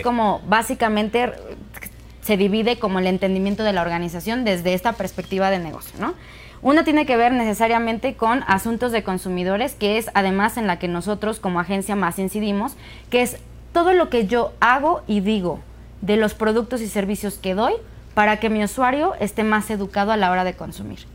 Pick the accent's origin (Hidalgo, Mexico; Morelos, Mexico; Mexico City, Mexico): Hidalgo, Mexico; Pachuca; soy de Pachuca